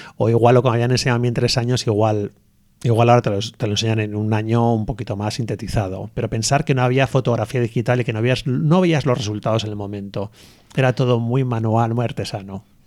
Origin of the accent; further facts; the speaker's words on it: Hondarribia, Basque Country, Spain; also born or lived in Bilbao; nosotros somos de, de Ondarribia, lo de San Sebastián